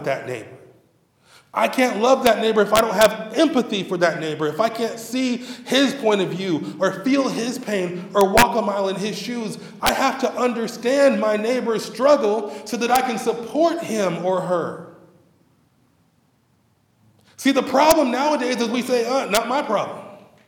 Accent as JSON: {"language": "English", "town": "Cerritos", "region": "California", "country": "United States", "tie": "born or raised there", "said": "I grew up in Cerritos"}